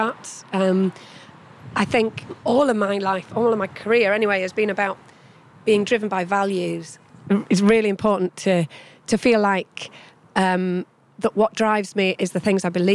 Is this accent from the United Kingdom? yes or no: yes; Yorkshire Dales, Yorkshire and the Humber, United Kingdom; I grew up in the Yorkshire Dales